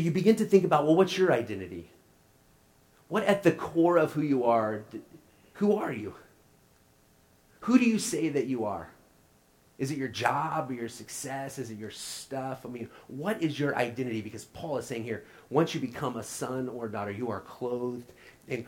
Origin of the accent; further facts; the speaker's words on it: Oklahoma, United States; now in St. Louis, United States; I'm from Oklahoma